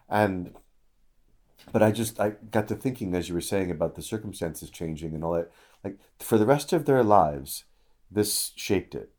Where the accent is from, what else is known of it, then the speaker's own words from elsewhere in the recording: Illinois, United States; moved away; I was just back in Illinois for a funeral, and I've not been back to my hometown